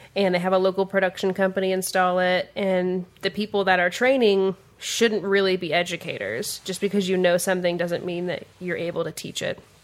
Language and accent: English; Kansas City, Missouri, United States; now in Kansas City, Kansas, United States; I was born on the Missouri side